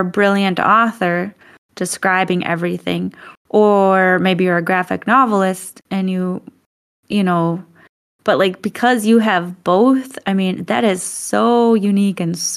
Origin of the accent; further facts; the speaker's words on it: Midwest, United States; moved away; I grew up in the Midwest, do you know how boring of a place that is?